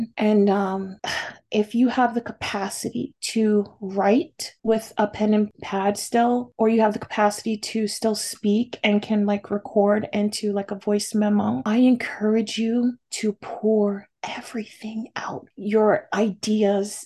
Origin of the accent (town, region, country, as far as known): California, United States